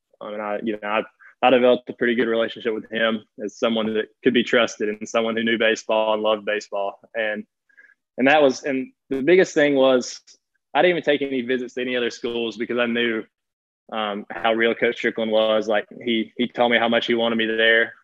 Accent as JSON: {"language": "English", "town": "Chickamauga", "region": "Georgia", "country": "United States", "tie": "born or raised there", "moved": "as an adult", "lives_now": "Charleston, United States", "said": "So I grew up in Chickamauga. That's where I've always lived"}